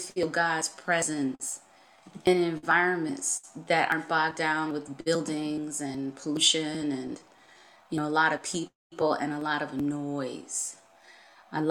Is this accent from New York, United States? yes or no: yes; Buffalo, New York, United States; I grew up on Buffalo's East Side, and I'm proud to say that.